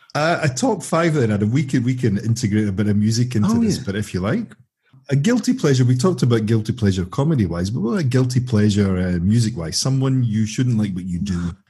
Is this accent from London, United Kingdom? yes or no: no; Glasgow, Scotland, United Kingdom; Speaking as a Glaswegian myself